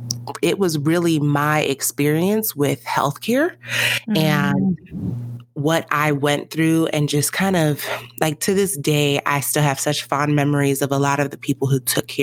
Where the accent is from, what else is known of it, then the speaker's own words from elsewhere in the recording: Nigeria; Like, I'm a Nigerian mother.